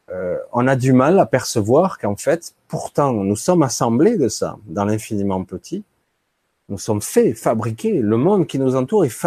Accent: France; born there; La France, mon pays natal, dans mon cœur.

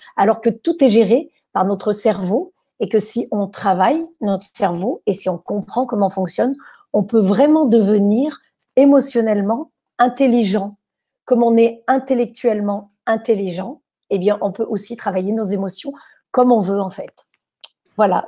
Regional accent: France; Chez nous, en France, on a des cours d'improvisation

